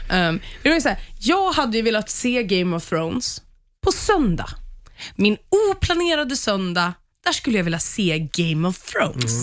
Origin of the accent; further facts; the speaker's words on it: Sweden; som svensk